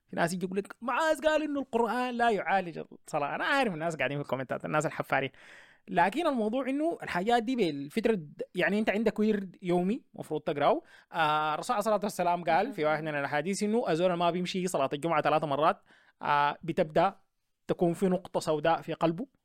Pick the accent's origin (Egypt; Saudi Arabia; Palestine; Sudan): Sudan; احنا عندنا في السودان ولا في الشرق الاوسط دول ما بتقبلوا الموضوع ده نهائي